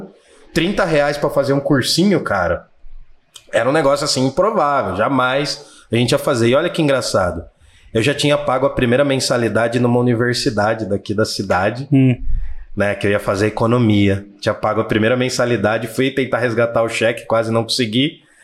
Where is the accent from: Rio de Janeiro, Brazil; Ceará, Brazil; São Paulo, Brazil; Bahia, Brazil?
São Paulo, Brazil; Jundiaí; sou de Jundiaí, São Paulo mesmo